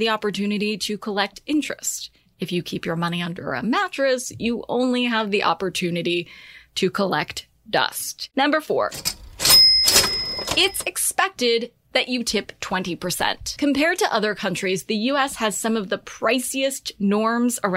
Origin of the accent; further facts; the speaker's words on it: United States; as an American